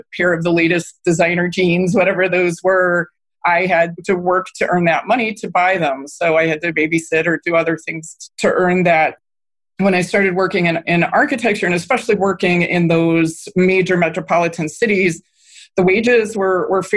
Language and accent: English; Cleveland, Ohio, United States; moved away as an adult; also born or lived in New York City, United States / Washington, D.C. area, United States; my hometown of Cleveland